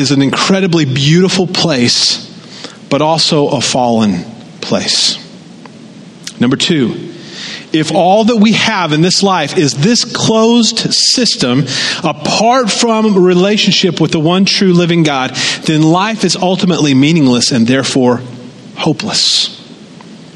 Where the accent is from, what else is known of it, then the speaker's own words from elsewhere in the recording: the South, United States; moved away as an adult; now in Pacific Northwest, United States; I grew up in the South